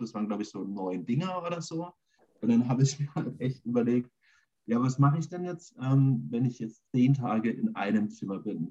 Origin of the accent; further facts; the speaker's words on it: Germany; ich bin ja in Schöpfronn auf dem Dorf groß geworden